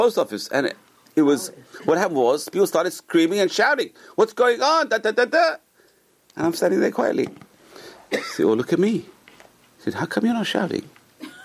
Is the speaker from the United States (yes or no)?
no; England, United Kingdom; when I was a kid, growing up in England